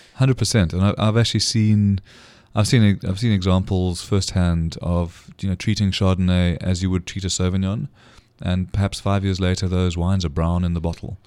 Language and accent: English; South Africa; as a South African